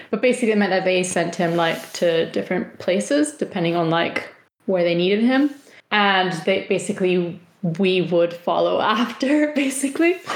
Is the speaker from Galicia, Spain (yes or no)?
no; Valencia, Valencian Community, Spain; English is a second language; moved away; only me and my sister who have left Spain, left our little corner of the world. so they're all we're all from Valencia, or like a village close to Valencia.